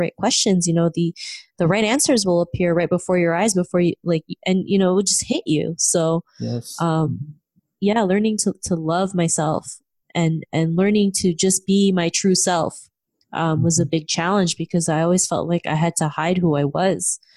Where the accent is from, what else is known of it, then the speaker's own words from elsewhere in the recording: Philippines; moved away; also born or lived in Canada; growing up in the Philippines and in Canada